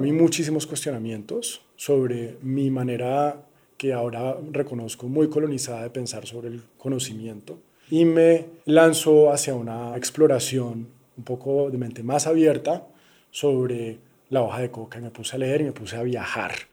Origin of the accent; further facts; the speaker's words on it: Cali, Valle del Cauca, Colombia; yo me crié en Cali